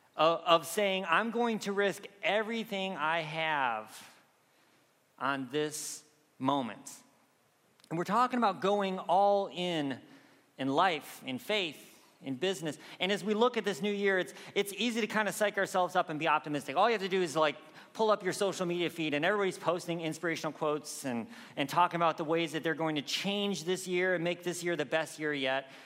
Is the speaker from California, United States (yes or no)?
no; Michigan, United States; moved away; I grew up in Michigan